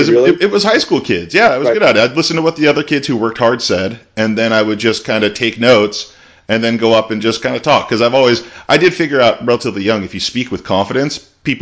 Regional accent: Hermosa Beach, California, United States; born or raised there; moved away as an adult; now in Hawaii, United States

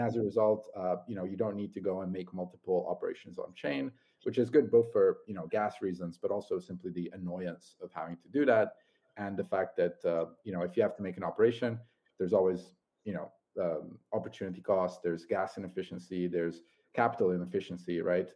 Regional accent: Italy; moved away as an adult; I'm uh, originally Italian

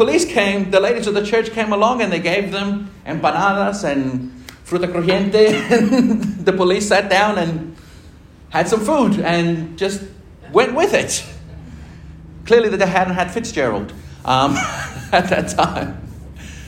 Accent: Argentina; moved away; my home country, in Argentina

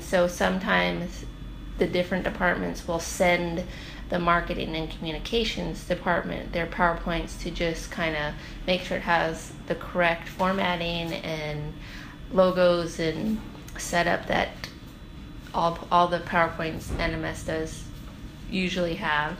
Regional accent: North Pole, Alaska, United States; I'm from North Pole, but my family is from Deering

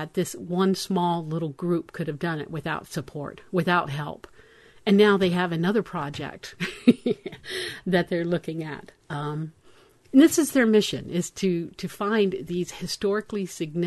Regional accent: Florida, United States; moved away; I'm from Florida, so I'm telling you pinfish, because that's what we call them

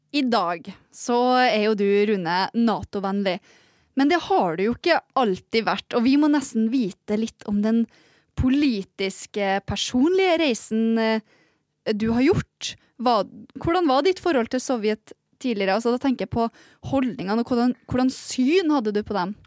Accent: Northern Norway, Norway; now in Kirkenes, Norway; jeg kommer fra Nord-Norge.

